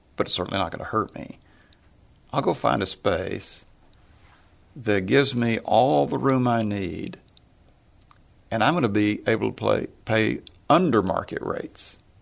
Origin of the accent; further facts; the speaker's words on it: Tyler, Texas, United States; we were lower middle class growing up in Tyler, Texas